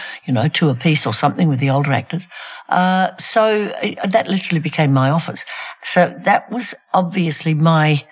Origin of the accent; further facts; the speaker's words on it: Australia; the Australian government, I don't mean the Australian people, but we do, you know, the government, our government